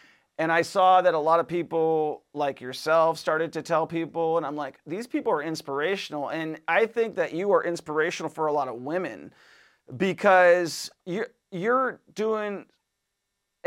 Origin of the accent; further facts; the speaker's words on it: Washington, United States; moved away; I'm from Washington State originally